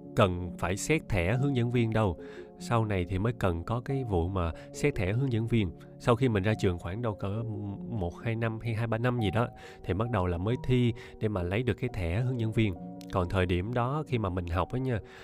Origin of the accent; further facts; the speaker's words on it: Ho Chi Minh City, Vietnam; accent: standard Saigon; hộ khẩu của mình là ở Sài Gòn mà mình sinh ra ở đây luôn ba mẹ mình cũng sinh ra ở đây luôn thì chắc chắn là giọng mình phải chuẩn Sài Gòn rồi